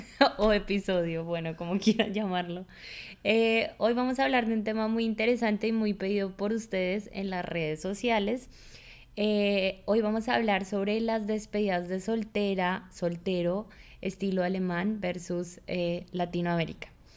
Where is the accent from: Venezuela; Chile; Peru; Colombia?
Colombia; now in Germany; una colombiana